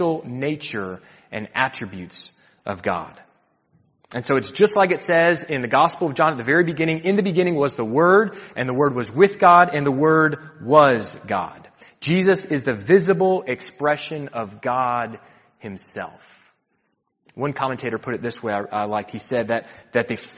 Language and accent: English; United States; I'm from the States